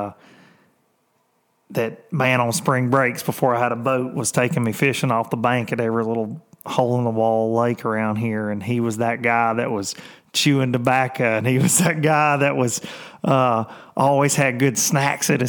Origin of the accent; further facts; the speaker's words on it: Lawrenceburg, Tennessee, United States; If you ever remember Murray Lawnmowers, that was in my hometown